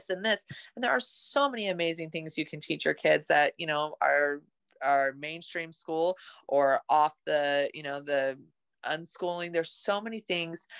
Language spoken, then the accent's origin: English; Utah, United States; I grew up in Utah